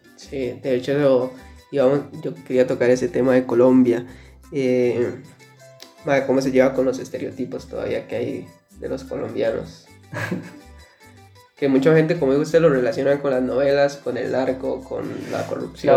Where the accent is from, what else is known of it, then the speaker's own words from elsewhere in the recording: Costa Rica; yo que soy tico